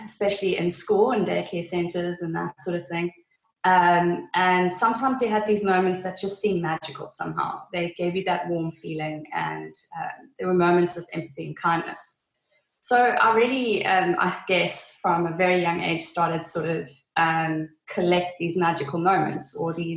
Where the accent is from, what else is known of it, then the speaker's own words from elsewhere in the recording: Namibia; also born or lived in Cape Town, South Africa; now in Swakopmund, Namibia; I was born in Namibia